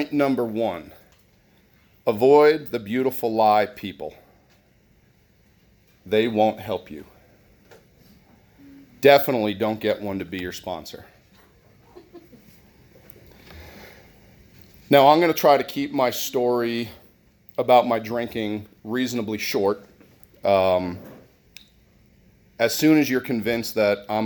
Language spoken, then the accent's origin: English; New Jersey, United States; moved away; I grew up in New Jersey